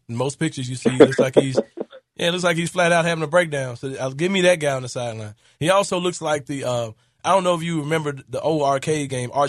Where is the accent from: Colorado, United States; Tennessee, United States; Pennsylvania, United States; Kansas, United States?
Tennessee, United States; Memphis; I'm from South Memphis